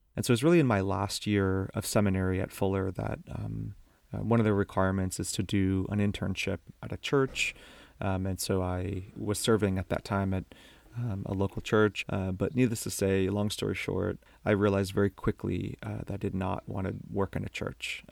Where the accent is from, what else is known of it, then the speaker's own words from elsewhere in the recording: Miami, Florida, United States; I grew up in Miami, Florida